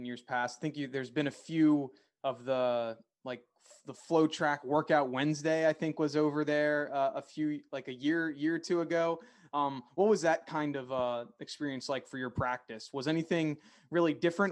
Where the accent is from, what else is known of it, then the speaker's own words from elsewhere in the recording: Philadelphia, Pennsylvania, United States; I'm from the Philadelphia area